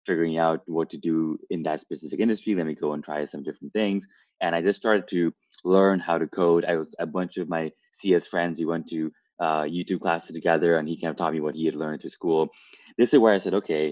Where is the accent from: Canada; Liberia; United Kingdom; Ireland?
Canada; moved away as an adult; also born or lived in Toronto; now in Los Angeles, United States; I'm originally from Canada, and I spent a bunch of my time in Toronto.